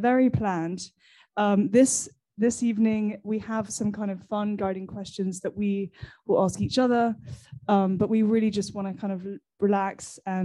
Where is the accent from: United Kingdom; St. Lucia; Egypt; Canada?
United Kingdom; England; now in Paris, France; I, as you can probably tell, am English